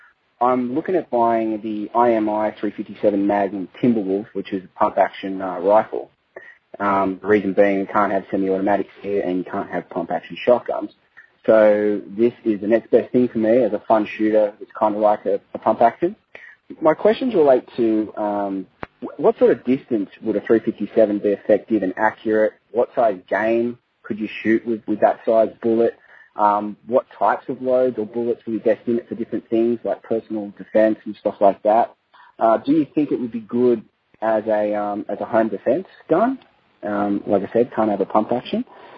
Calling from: Australia; I'm calling from Australia.

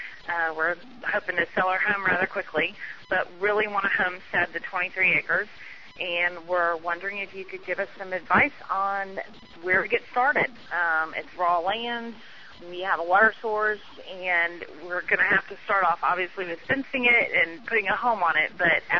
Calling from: Florida, United States; from Florida.

